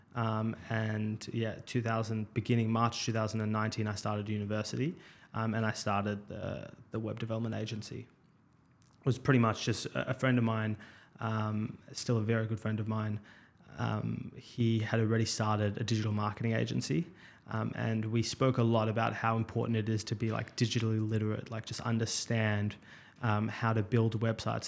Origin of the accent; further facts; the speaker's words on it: Melbourne, Victoria, Australia; I grew up in Melbourne, um, out in Caulfield.